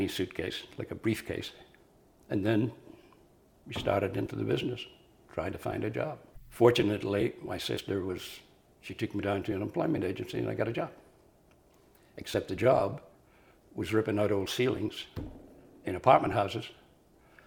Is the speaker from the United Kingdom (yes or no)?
yes; Tyrone, Northern Ireland, United Kingdom; moved away as an adult; now in New York City, United States; I was born in Tyrone, Northern Ireland